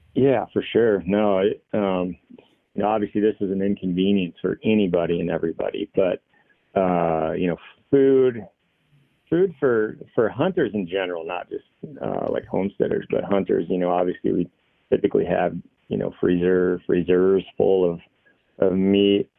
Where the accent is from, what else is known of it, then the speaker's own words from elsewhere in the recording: Washington, United States; moved away as an adult; also born or lived in Montana; now in Three Forks, Montana, United States; originally I'm from Washington State